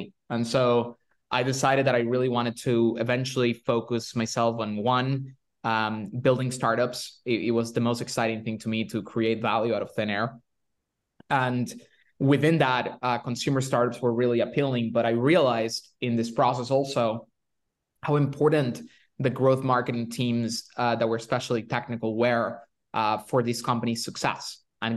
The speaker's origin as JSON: {"language": "English", "country": "Venezuela", "moved": "yes", "said": "I'm from Venezuela originally"}